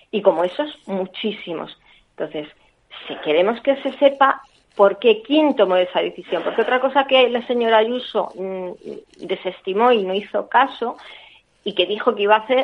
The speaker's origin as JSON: {"language": "Spanish", "town": "Madrid", "region": "Community of Madrid", "country": "Spain", "said": "para que en Madrid, en este caso, porque nosotros somos de Madrid, esa investigación se lleva a cabo"}